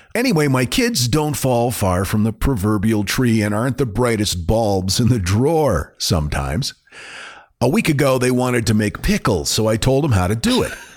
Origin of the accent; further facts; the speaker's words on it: Maine, United States; growing up in Maine